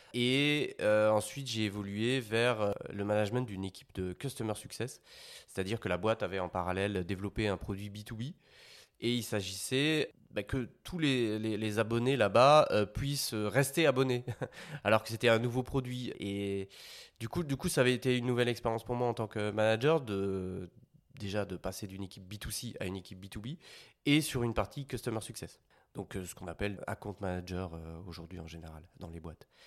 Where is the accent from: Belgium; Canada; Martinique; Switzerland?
Belgium; moved away as an adult; now in Paris, France; je viens de Belgique à la base. J'avais fait mes études là-bas